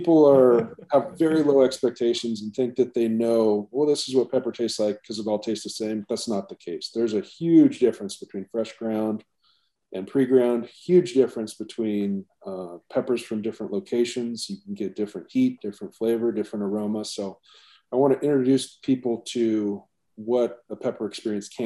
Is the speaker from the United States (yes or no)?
yes; Alaska, United States; moved away as an adult; also born or lived in Seattle / Hawaii; born and raised in Alaska.